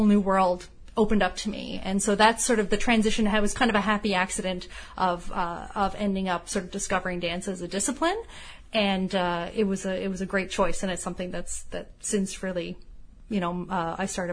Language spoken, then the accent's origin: English; Toronto, Ontario, Canada; I grew up in Toronto